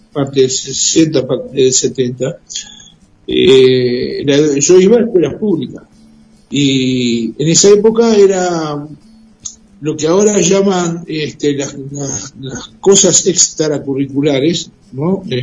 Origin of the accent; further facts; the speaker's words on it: Mar del Plata, Buenos Aires Province, Argentina; Acá en Mar del Plata, soy nativo.